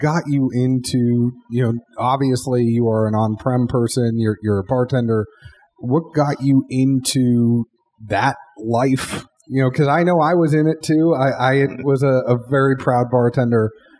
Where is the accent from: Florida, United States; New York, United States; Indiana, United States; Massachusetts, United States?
Massachusetts, United States; moved away as an adult; now in Nashville, United States; I'm from Massachusetts.